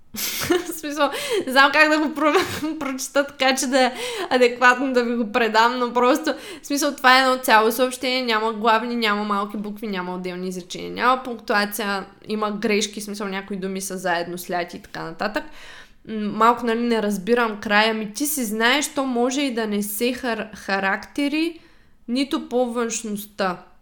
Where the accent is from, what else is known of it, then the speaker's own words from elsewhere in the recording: Shumen, Shumen Province, Bulgaria; moved away; аз съм от Шумен и в Шумен, малкия град, когато ти си тинейджър и израстваш